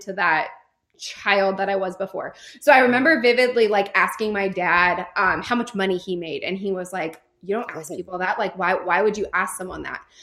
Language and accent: English; California, United States; moved away as an adult; now in North Carolina, United States; I am originally from California. I lived there for 26 years